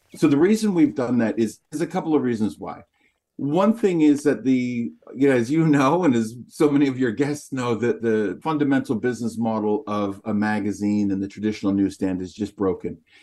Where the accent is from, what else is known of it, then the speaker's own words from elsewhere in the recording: Canada; People would ask where I'm from, and they heard my accent. I'd say North America, Canada